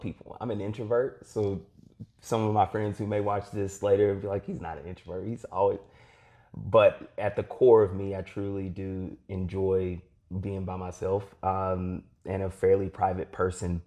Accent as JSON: {"language": "English", "region": "Eastern Kentucky", "country": "United States", "tie": "born or raised there", "said": "growing up in Eastern Kentucky"}